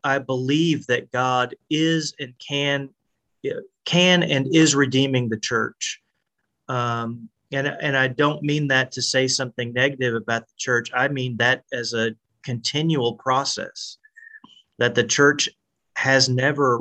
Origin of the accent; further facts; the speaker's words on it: Nashville area, Tennessee, United States; I grew up in the Nashville area